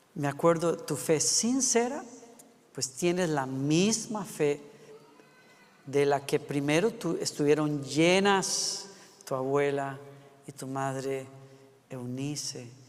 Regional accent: Costa Rica; Costa Rica, es mi país natal

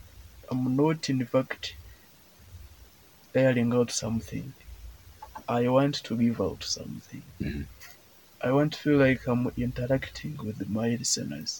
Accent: Ankole, Western Region, Uganda; we are from Ankole

